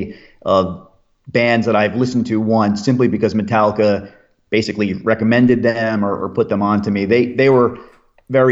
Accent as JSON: {"language": "English", "region": "outside of New York City", "country": "United States", "tie": "born or raised there", "said": "I grew up outside of New York City"}